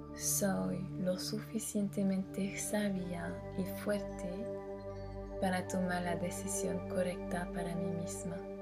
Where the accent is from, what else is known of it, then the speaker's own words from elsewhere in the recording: France; francesa y coach de imagen